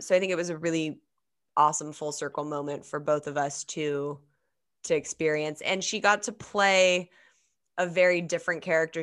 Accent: Los Angeles, California, United States; I grew up in Los Angeles

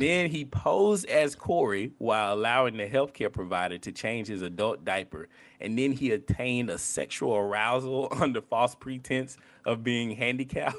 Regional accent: the Bible Belt, United States; I'm from the Bible Belt.

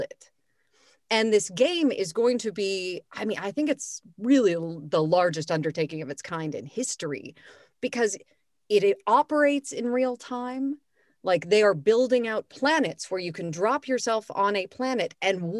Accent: Los Angeles, California, United States; moved away as an adult; now in Vienna, Austria; I'm from Los Angeles, like you ladies, went to high school with you

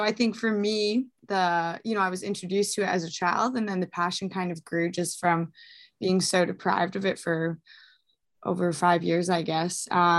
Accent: British Columbia, Canada; I grew up kind of in the Vancouver Island area, moved around a ton. I'm currently based out in Alberta

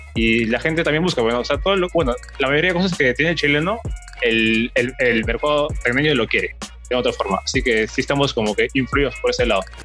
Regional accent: Tacna, Peru; yo también soy de Tacna

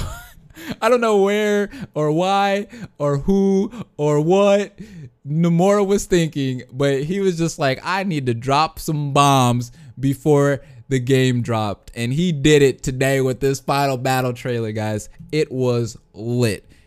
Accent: Detroit, Michigan, United States; I am from the Detroit area

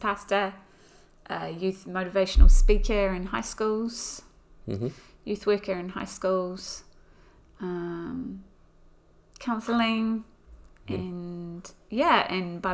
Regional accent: Auckland, New Zealand; also born or lived in Pukekohe; now in Christchurch, New Zealand; I was born in 1979 in Auckland into a Christian family.

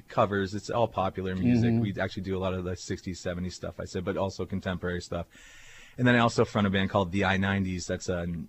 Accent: Erie, Pennsylvania, United States; Yeah, I grew up in Erie. Went to Harbor Creek High School, so I've been here my whole life.

